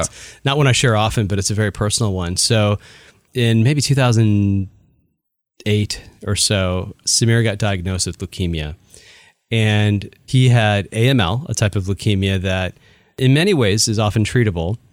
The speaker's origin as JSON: {"language": "English", "town": "Chicago", "region": "Illinois", "country": "United States", "tie": "born or raised there", "moved": "yes", "lives_now": "Bay Area, United States", "said": "I was born and raised in the Chicago area"}